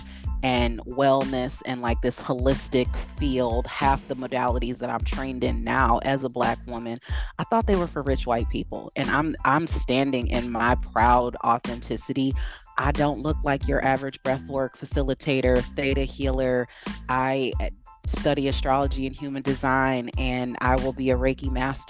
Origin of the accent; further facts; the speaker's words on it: Midwest, United States; also born or lived in East Coast, United States; now in West Coast, United States; I grew up in the Midwest. I have been on the East Coast for 20 years. Now I live on the West Coast